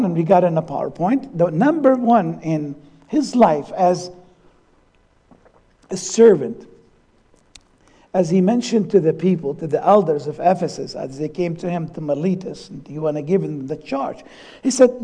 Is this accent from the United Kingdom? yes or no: no; Syria; moved away; also born or lived in Allentown, Pennsylvania, United States; my home country, Syria.